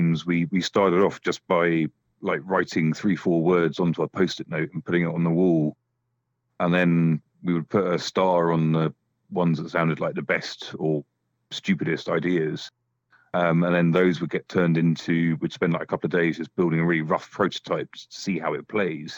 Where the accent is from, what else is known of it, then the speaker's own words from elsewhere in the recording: United Kingdom; for us as British developers